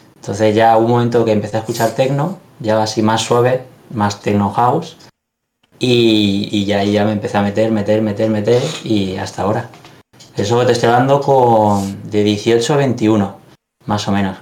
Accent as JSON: {"language": "Spanish", "town": "Alicante", "region": "Valencian Community", "country": "Spain", "said": "los dos somos de aquí de Alicante"}